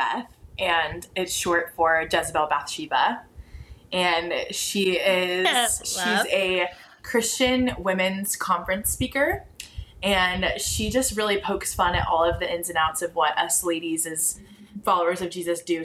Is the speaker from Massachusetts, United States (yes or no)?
no; Dallas, Texas, United States; I'm actually from Dallas, born and raised in Dallas, Texas